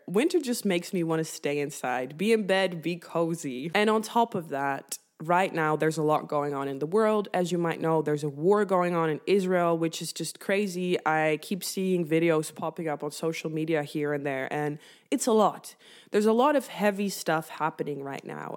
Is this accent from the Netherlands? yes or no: yes; northern Netherlands, Netherlands; moved away; I grew up in the Netherlands, and in the Netherlands, we cycle everywhere